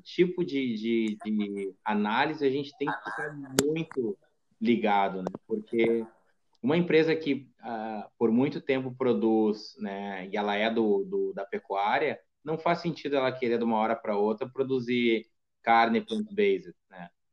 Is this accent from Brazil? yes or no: yes; Brazil